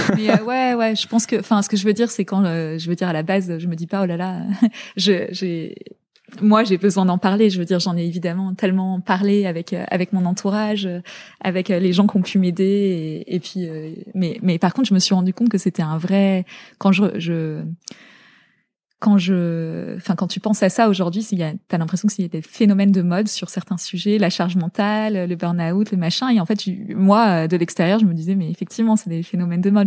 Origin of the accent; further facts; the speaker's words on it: La Garenne-Colombes, Île-de-France, France; also born or lived in Zaire (DR Congo); j'étais à l'école. on est rentré en euh, en élément, à l'élémentaire, j'étais en, j'étais en, à la Garenne Colombe